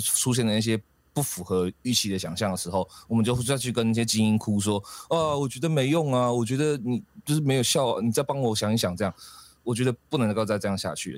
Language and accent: Chinese; Taiwan; 这个事实上真的才是我们台湾人最大的武器